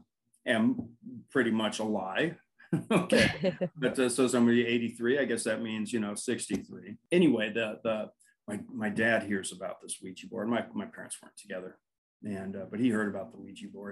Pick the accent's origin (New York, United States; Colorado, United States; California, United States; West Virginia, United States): California, United States; Burbank; I grew up in Burbank, California, and we lived in these triplexes